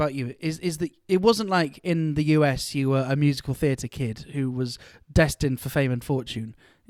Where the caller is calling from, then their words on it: United Kingdom; calling in from the UK.